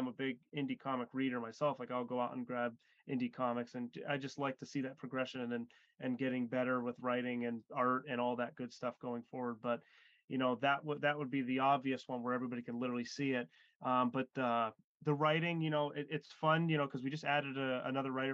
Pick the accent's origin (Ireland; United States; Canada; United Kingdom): United States; Erie, Pennsylvania; We live in Erie and we're from Erie as well